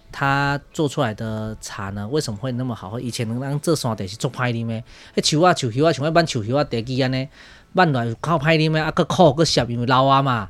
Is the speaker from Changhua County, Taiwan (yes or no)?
no; Liugui, Kaohsiung, Taiwan; 我是土生土长在这边的六龟小孩